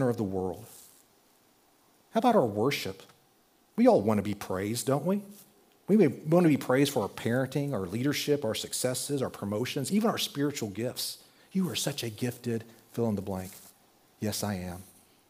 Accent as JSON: {"language": "English", "region": "Texas", "country": "United States", "tie": "born or raised there", "said": "I was growing up in Texas"}